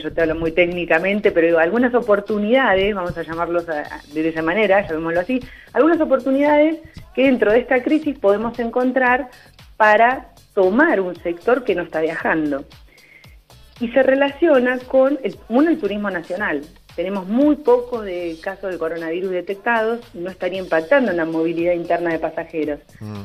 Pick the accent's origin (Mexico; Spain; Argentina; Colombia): Argentina; nos afecta a todos como argentinos